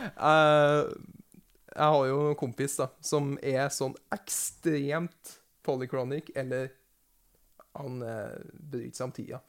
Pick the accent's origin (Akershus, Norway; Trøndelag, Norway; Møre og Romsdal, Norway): Trøndelag, Norway; near Overhalla; Nabokommunen min er Overhalla